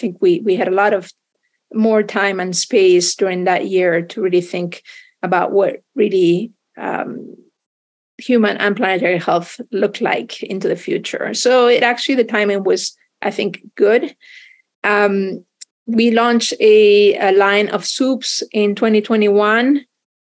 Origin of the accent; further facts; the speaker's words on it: Spain; moved away as an adult; I grew up in Spain